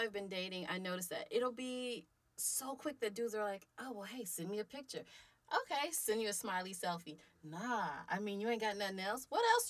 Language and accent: English; Oklahoma City, Oklahoma, United States; we're from Oklahoma City. It's a smaller area.